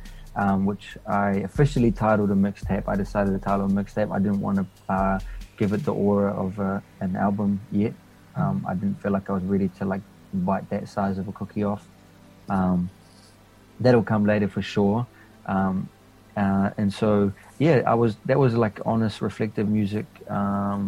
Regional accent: Wellington, New Zealand; also born or lived in Papua New Guinea; now in Christchurch, New Zealand; I moved to NZ before I was 2 years old

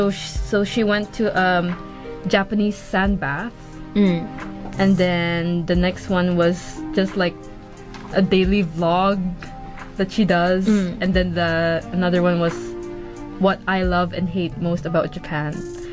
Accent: Christchurch, Canterbury, New Zealand; Because I'm from Christchurch, and then I go... The school that I go

